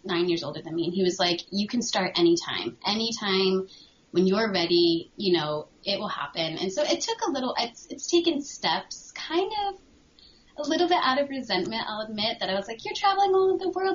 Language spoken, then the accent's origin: English; Connecticut, United States; moved away as an adult; I'm from Connecticut, so I understand the snow.